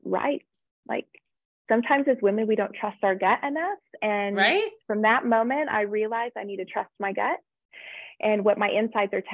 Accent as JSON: {"language": "English", "region": "southern Idaho", "country": "United States", "tie": "born or raised there", "also_born_or_lived": "Florida / Oklahoma", "moved": "as an adult", "said": "I actually grew up in a small town in southern Idaho. I was born in Florida, but then my family moved to Idaho when I was a young girl."}